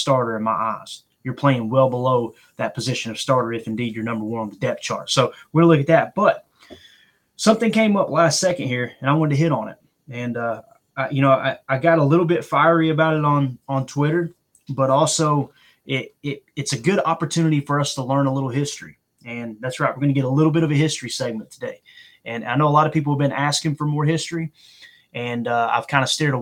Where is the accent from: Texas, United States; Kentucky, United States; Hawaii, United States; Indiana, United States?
Kentucky, United States; I'm from Kentucky